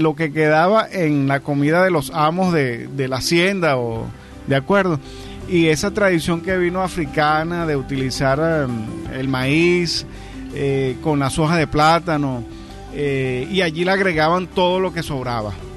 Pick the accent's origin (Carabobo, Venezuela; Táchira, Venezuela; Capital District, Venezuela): Carabobo, Venezuela; Naguanagua; yo soy nativo del estado Carabobo, de Naguanagua específicamente